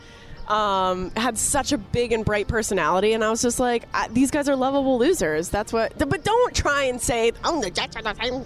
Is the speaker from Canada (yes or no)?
yes; Canada; I grew up watching hockey in Canada